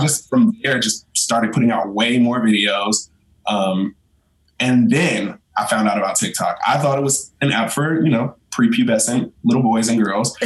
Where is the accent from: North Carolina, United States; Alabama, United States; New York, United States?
North Carolina, United States; I am from the armpit of the East Coast, North Carolina